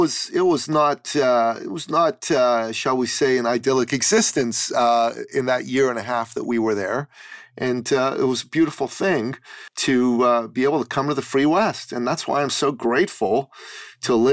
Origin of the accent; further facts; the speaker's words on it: Iran; moved away; I was born in Iran and I grew up under, for a period of time, under the Islamic totalitarian government in Iran